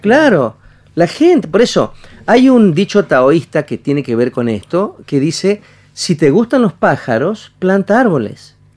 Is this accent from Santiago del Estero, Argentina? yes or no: yes; Añatuya, Santiago del Estero, Argentina; yo soy de Añatuya, Santiago Letero, del Estero